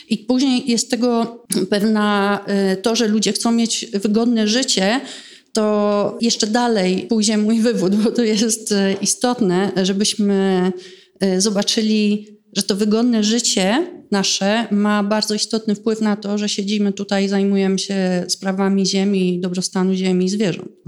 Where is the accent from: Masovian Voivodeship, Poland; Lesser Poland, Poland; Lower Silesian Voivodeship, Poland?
Masovian Voivodeship, Poland; Warsaw; I dlaczego ja, która pochodzę z Polski, mieszkam w Warszawie, nie mogę zrobić czegoś, co jest na skalę światową